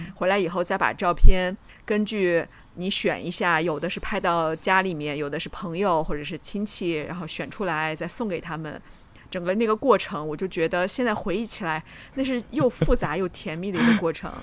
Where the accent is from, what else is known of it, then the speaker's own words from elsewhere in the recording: Jinan, Shandong, China; 因为济南也是算北方嘛，我们有的时候那个冬天下雪